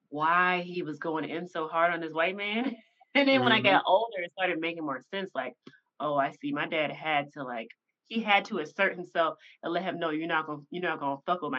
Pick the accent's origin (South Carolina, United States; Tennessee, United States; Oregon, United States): Tennessee, United States; Like I like I'm from Tennessee, right?